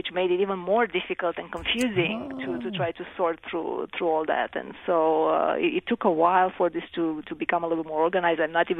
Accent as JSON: {"language": "English", "country": "Romania", "tie": "born or raised there", "second_language": "English", "said": "Well, I grew up in Romania, which was a communist country for most of my childhood. I was, in fact, 18 when the communist regime fell."}